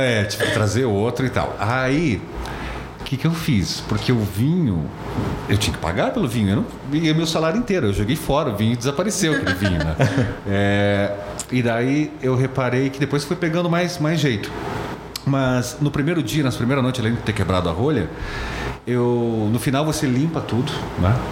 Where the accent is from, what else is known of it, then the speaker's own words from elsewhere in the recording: Brazil; eu sou do Brasil